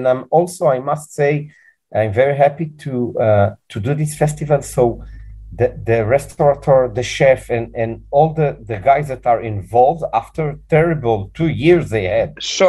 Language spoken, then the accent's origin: English; Israel; I'm 45 now, okay? I grew up in Israel.